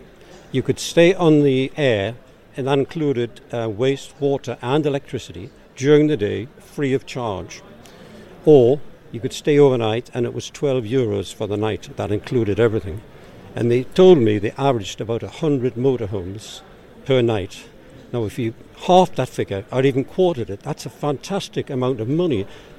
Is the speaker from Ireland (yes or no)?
no; Newcastle upon Tyne, North East England, United Kingdom; accent: Geordie; I'll keep my Geordie accent slow.